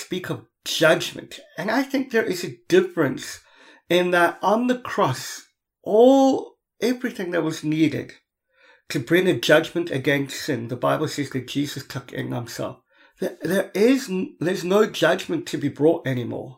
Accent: Cape Town, Western Cape, South Africa; I come from Cape Town

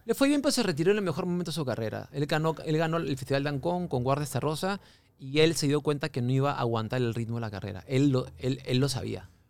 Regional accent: Lima, Peru; also born or lived in Miami

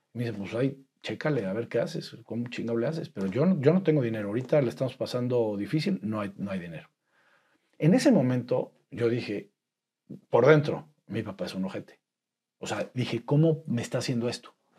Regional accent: Puebla, Mexico; nací en Puebla, poblanísimo, poblanísimo

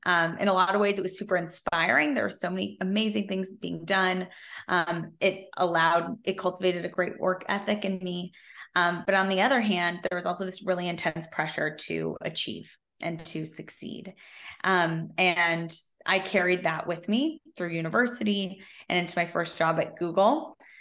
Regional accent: Silicon Valley, California, United States; I grew up in Silicon Valley

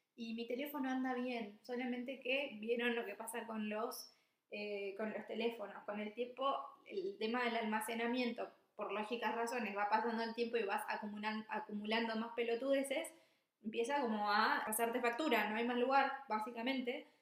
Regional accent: Misiones, Argentina; moved away as an adult; also born or lived in Buenos Aires; now in Copenhagen, Denmark; soy de Argentina, de Misiones, upa, eh, viví varios, varios casi 10 años en Capital y después, por, no sé, me agarró como una especie de ola muy grande que me trajo a Dinamarca

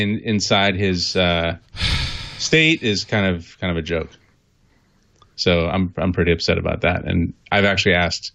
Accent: New York, United States; as a New Yorker

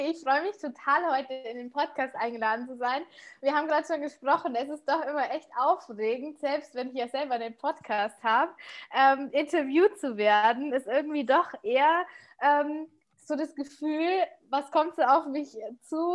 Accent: Munich, Bavaria, Germany; ich bin 32 jetzt und ich komme aus München, bin ähm, verheiratet

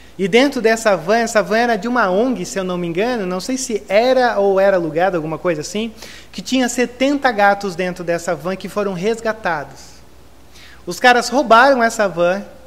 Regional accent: Brazil; como brasileiros

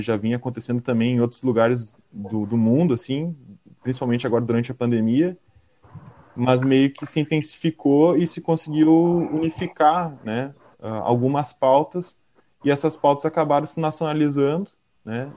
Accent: Porto Alegre, Rio Grande do Sul, Brazil; sou aqui de Porto Alegre

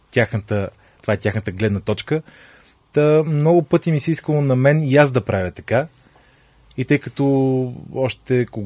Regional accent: Pernik, Pernik Province, Bulgaria; Аз съм от Перник

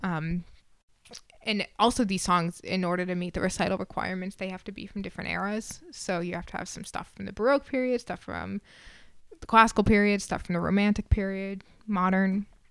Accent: Massachusetts, United States; moved away as an adult; also born or lived in Vermont / Connecticut / California; now in Nashville, United States; I grew up in Massachusetts

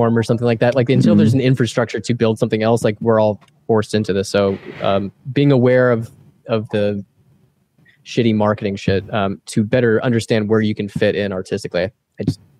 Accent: Texas, United States; also born or lived in Austin; now in Chicago, United States; we're from Texas, so we can do a Hank Hill pretty well

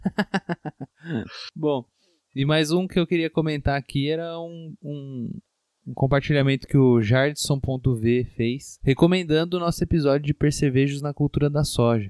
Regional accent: Matão, São Paulo, Brazil; a minha cidade natal, que é Matão, é uma cidade de 80 mil habitantes

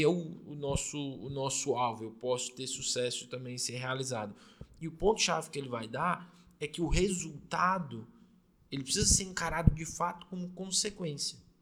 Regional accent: Fortaleza, Ceará, Brazil; a gente é de Fortaleza, Fortaleza. no Ceará

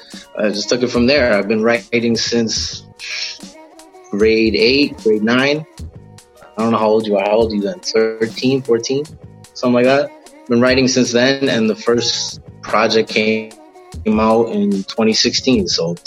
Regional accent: Malton, Ontario, Canada; I'm originally from Malton, which is like, when you get to Toronto, you land in Malton, basically. It's like the area around the airport.

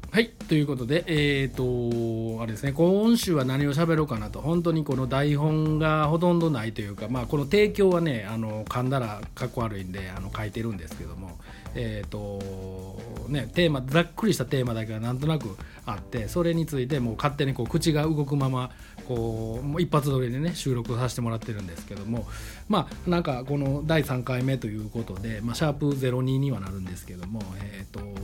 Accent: Kobe, Hyogo, Japan; moved away as an adult; also born or lived in Tokyo; now in Delft, Netherlands; 僕神戸出身

